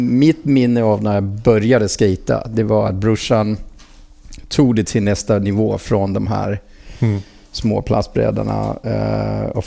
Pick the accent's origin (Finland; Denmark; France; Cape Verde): Denmark; Frederiksberg, Capital Region of Denmark; Swedish is a second language; now in Sweden; strax utanför Köpenhamn, ett ställe som heter Fredriksberg.